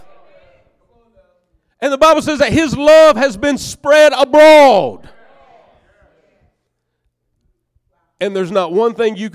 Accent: Northeast Georgia, United States; I'm from Northeast Georgia

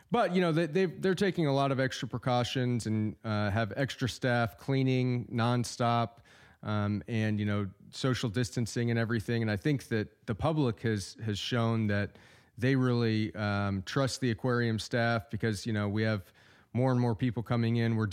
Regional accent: Iowa, United States; moved away as an adult; also born or lived in Oklahoma City, Oklahoma / Tempe, Arizona / Tulsa, Oklahoma; now in Jenks, United States; I was born in Oklahoma City and we moved to Iowa when I was a kid, and I got my undergraduate degree at the University of Northern Iowa.

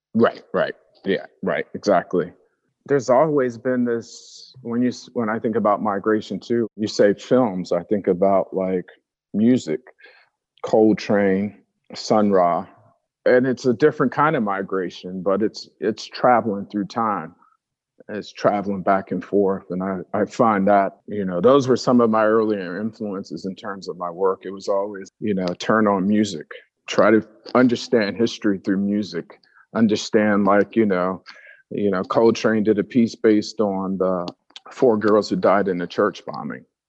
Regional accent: Atlanta, Georgia, United States; also born or lived in New Jersey; growing up in a city like Atlanta

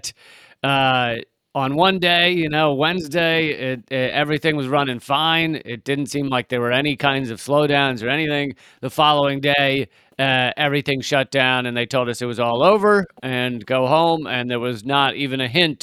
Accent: United States; I'm an American in America, raised in America

